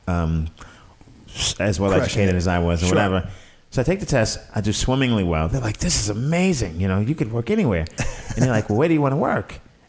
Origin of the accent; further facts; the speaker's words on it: New York City, New York, United States; moved away as an adult; also born or lived in Boston, Massachusetts; now in Los Angeles, United States; I'm from Coney Island